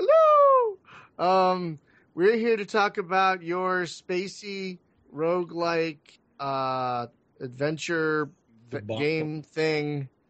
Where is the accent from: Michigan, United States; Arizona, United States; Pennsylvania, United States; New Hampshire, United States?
Pennsylvania, United States; Philadelphia; I'm from Philly